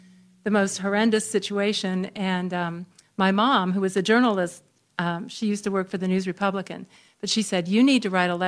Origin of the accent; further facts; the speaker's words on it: Henry County, Indiana, United States; I was raised here in Henry County all my life